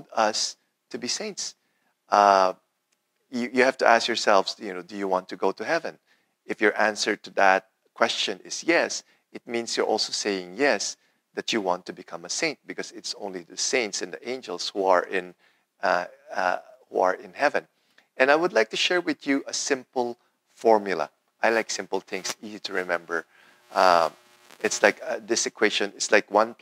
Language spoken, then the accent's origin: English; Philippines; When I was growing up in the Philippines